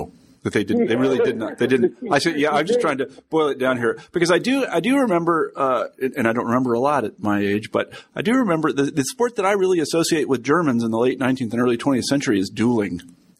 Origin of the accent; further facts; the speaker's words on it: Midwest, United States; to someone like me who grew up in the Midwest